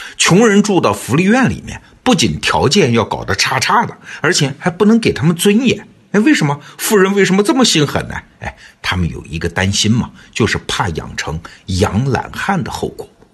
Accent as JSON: {"language": "Chinese", "country": "China", "said": "我们中国人几千年的生活"}